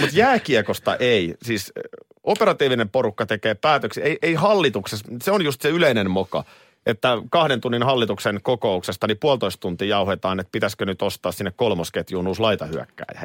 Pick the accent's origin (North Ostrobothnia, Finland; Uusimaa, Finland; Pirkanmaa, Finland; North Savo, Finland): Uusimaa, Finland; Nurmijärvi; Nurmijärven pojat pääsi ison maailmaan